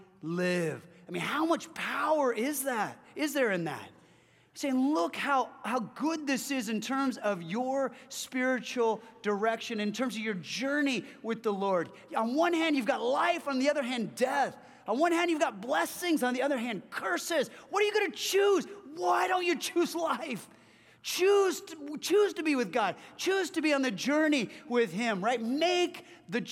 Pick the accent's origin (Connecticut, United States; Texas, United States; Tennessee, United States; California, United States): California, United States; Orange County, Southern; born or raised there